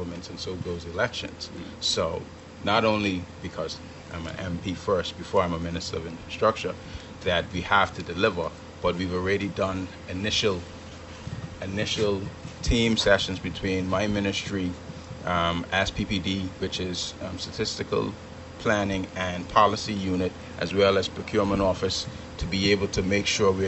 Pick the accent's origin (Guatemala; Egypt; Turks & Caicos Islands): Turks & Caicos Islands; Kew, North Caicos; my hometown of Q, North Caicos.